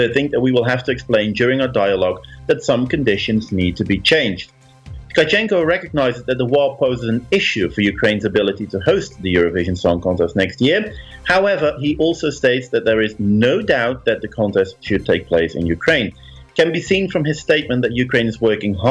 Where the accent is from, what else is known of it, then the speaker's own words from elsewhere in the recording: Netherlands; I grew up in the Netherlands, but my parents had a little cabin near Trier in Germany.